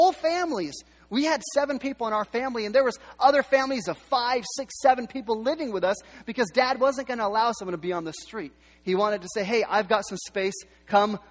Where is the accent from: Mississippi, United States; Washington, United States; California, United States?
Washington, United States; Yakima; also born or lived in Seattle; our family, we was born in Seattle, the reason we moved to Yakima is my dad was given the opportunity to run a cafeteria